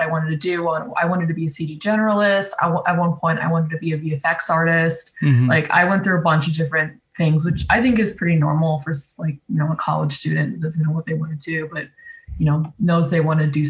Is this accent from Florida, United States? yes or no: yes; South Florida, United States; I'm from South Florida